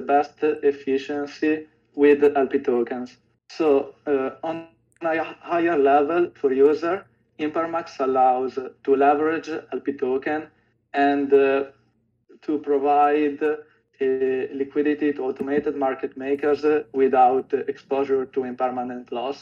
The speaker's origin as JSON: {"language": "English", "country": "Italy", "said": "I'm from Italy"}